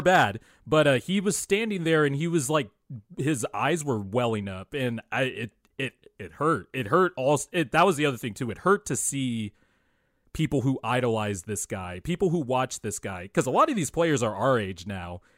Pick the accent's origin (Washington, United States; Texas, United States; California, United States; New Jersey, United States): California, United States; Bakersfield; I grew up in Bakersfield, which is like an hour away from L